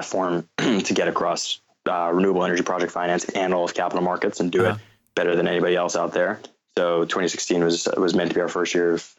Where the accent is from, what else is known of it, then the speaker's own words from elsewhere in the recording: North Carolina, United States; also born or lived in New York; I was coincidentally born in New York. My parents had just moved from South Africa, and I grew up in North Carolina